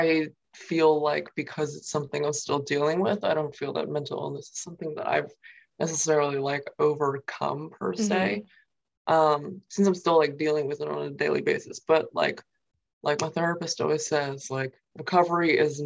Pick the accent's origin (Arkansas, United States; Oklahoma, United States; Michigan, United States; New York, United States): New York, United States; Queens, Long Island; first language Mandarin Chinese; also born or lived in Nanjing; I grew up like in Queens at first, in New York, and then eventually like on Long Island